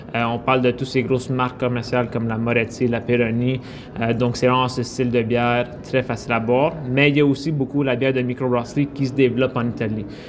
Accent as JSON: {"language": "French", "region": "Quebec", "country": "Canada", "said": "on est des Québécois d'origine italienne"}